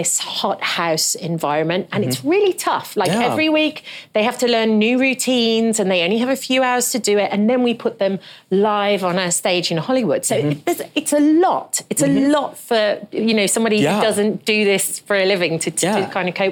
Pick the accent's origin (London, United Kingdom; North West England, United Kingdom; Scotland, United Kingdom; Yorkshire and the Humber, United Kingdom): London, United Kingdom; moved away as an adult; now in United States; coming from London